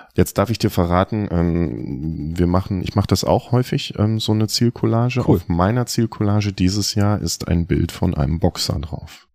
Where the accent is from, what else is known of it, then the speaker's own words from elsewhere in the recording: North Rhine-Westphalia, Germany; moved away; ich bin in Ostwestfalen groß geworden, wir haben keine Berge.